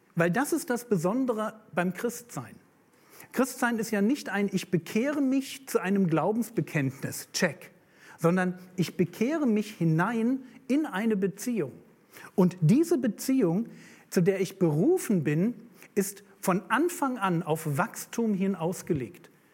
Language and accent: German; Berlin, Germany; ich bin aus Berlin